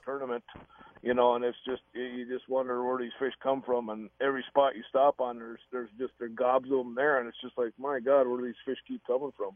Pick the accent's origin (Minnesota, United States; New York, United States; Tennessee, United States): Minnesota, United States; I grew up in Gull Lake